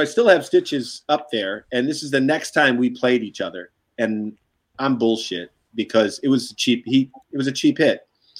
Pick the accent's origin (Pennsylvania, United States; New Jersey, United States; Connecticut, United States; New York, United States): New York, United States; Brooklyn; So like a different time, like, you know, like I said, growing up in Brooklyn.